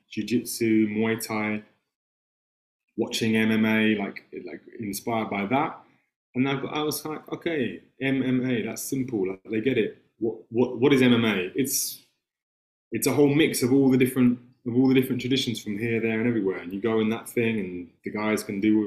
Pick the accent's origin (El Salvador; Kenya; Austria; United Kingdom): United Kingdom; London; accent: English; I was born in London in 1985. And I grew up in a very artistic family